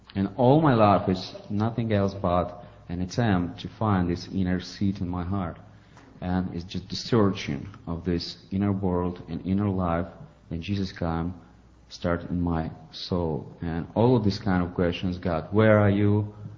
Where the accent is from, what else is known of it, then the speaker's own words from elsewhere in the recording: Ukraine; English is a second language; now in St. Petersburg, Russia; I'm from Ukraine originally. I was born there, but now I re- live in Russia, St. Petersburg.